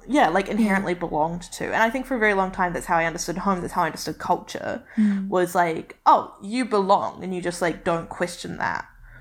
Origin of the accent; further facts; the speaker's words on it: Beirut, Beirut Governorate, Lebanon; also born or lived in New Zealand; the experience of like growing up in Beirut was not one that I would want to replace. But it meant that coming back, I was fundamentally different from everyone I met.